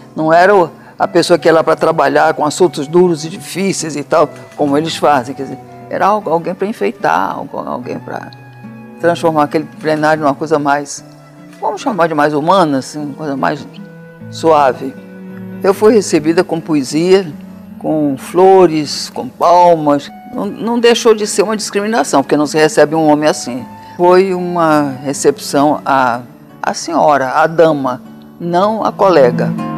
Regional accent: Amazonas, Brazil; do Amazonas, que era minha terra

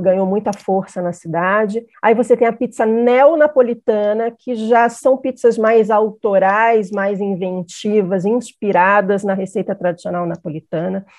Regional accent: Rio de Janeiro, Brazil; now in São Paulo, Brazil; sou carioca, né? No Rio a gente nem tem tanta tradição assim, mas depois que eu me mudei para São Paulo

